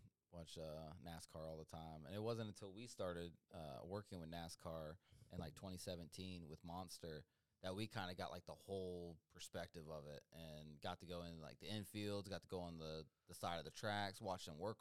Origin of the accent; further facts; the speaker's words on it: Georgia, United States; And we're from South Georgia, so it's all dirt, roundy-round track down there, and they take that shit serious down there.